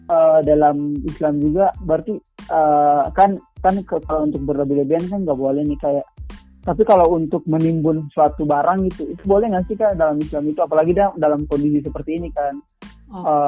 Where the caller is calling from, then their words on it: Maluku, Indonesia; di daerah saya tuh kayak yang di daerah saya kan Maluku ya itu sekarang lagi langkah minyak tanah tuh kak